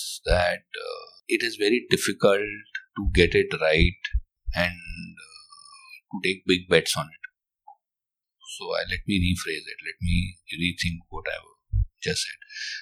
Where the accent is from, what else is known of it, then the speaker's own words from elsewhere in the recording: Delhi, India; moved away as an adult; also born or lived in Chennai; We were in Chennai and but I was from Delhi.